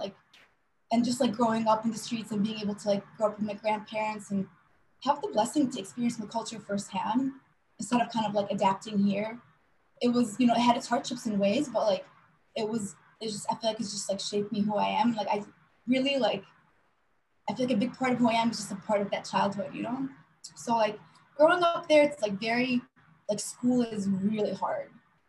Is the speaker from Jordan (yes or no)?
yes; Jordan; also born or lived in San Diego, California; So, so I'm Palestinian. So my family is Jordanian-Palestinian. I was born in California in San Diego originally, because my dad's family had immigrated there when he was a little bit younger. And when I was 5 years old, we moved to Jor